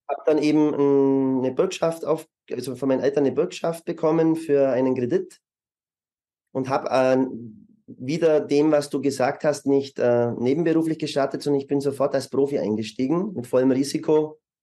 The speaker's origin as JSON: {"language": "German", "country": "Germany", "also_born_or_lived": "Munich", "moved": "as an adult", "lives_now": "Vienna, Austria", "said": "Ich bin ursprünglich Deutscher"}